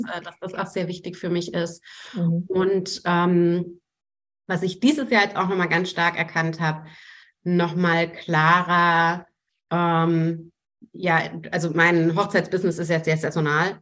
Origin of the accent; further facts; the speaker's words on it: Franconia, Bavaria, Germany; Ich komme aus Franken, da gibt es durchaus Wurst